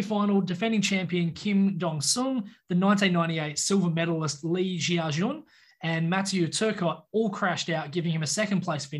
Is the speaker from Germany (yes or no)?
no; Australia; But, yeah, it is an image as an Australian fan that you will always remember